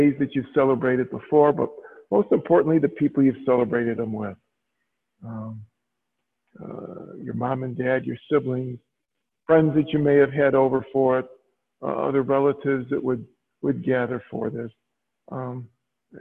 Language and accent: English; Chicago, Illinois, United States; I grew up in Chicago, went to two Catholic schools